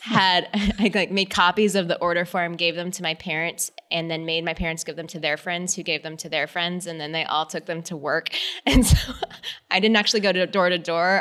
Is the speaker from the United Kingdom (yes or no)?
no; San Antonio, Texas, United States; I am a girl from Texas, so I definitely grew up in the outdoors